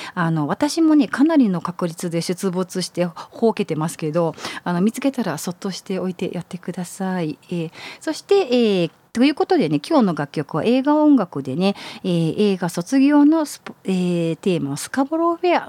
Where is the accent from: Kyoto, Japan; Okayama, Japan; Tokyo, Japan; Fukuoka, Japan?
Kyoto, Japan; moved away; also born or lived in Belgium / Denmark; 地元京都